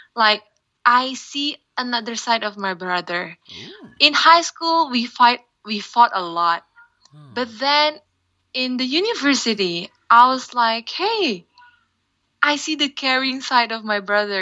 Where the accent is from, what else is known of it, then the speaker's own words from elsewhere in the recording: Sumatra, Indonesia; English is a second language; now in Jakarta, Indonesia; my favorite island would be Sumatra because that's my hometown